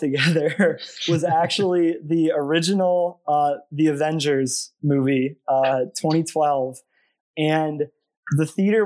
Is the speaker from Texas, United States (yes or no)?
no; Columbus, Ohio, United States; moved away as an adult; now in Ithaca, United States; I grew up in Columbus, Ohio